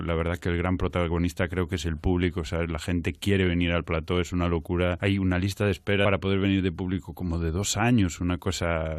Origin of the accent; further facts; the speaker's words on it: Culleredo, Galicia, Spain; yo soy de, de Castelo, que no es Carral, es Culleredo, es un pueblo de Culleredo